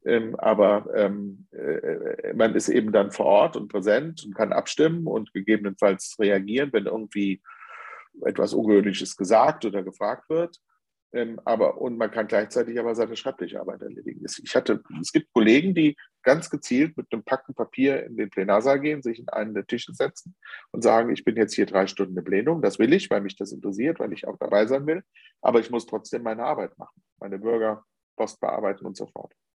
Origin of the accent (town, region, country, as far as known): Germany